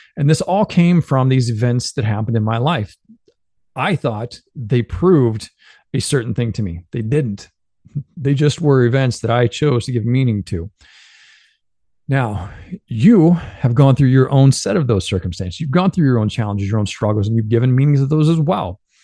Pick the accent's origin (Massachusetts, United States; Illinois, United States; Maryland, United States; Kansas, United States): Illinois, United States; Benton; moved away; growing up in Benton, Illinois